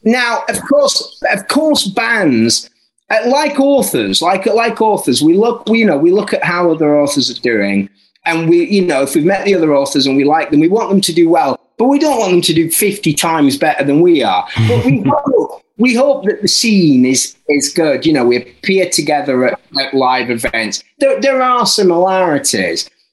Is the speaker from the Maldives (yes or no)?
no; Barnsley, Yorkshire and the Humber, United Kingdom; I'm from Barnsley